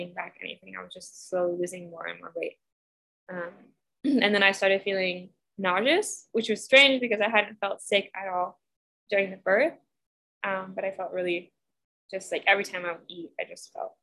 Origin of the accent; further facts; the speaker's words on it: United States; I'm from Washington, so I'm all pale and I have blue eyes